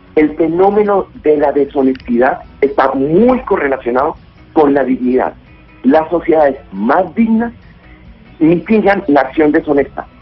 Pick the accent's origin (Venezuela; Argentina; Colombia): Colombia; como colombiano